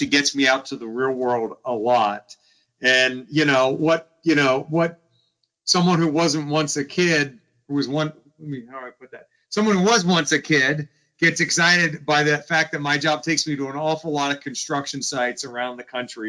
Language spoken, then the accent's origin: English; Stuart, Florida, United States; moved away as an adult; also born or lived in Atlanta, Georgia; now in Washington, D.C., United States; I grew up in South Florida, like nothing is older than 1952.